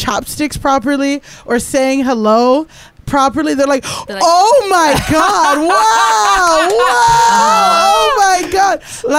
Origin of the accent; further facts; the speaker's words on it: Miami, Florida, United States; I grew up in Miami. Primarily black, Latino, like mixed, like very Latin.